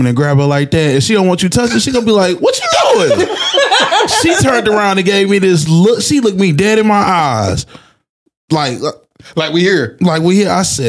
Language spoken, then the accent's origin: English; Houston, Texas, United States; She came to my hometown.